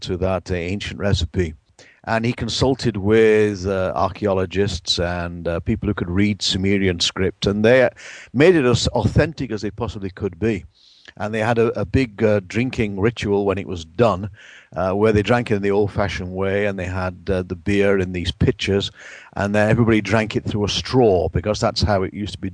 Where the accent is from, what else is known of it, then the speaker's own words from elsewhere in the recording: England, United Kingdom; moved away; Back in my home country of England